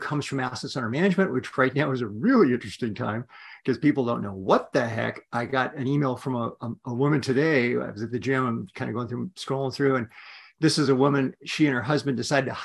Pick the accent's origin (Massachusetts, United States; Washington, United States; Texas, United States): Washington, United States; Yakima; I'm a kid from Washington State, grew up in a little city called Yakima